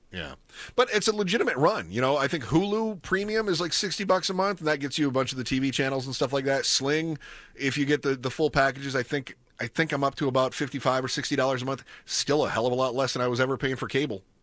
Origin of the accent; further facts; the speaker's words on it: Upper Midwest, United States; moved away as an adult; also born or lived in Southern California / Omaha, Nebraska; growing up in, in the upper Midwest